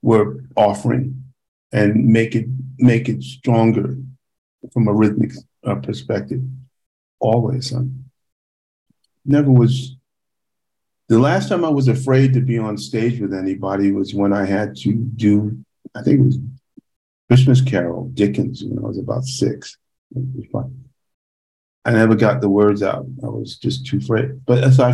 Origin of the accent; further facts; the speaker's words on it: Panama; moved away; We listened to Latin music a lot because we're from Panama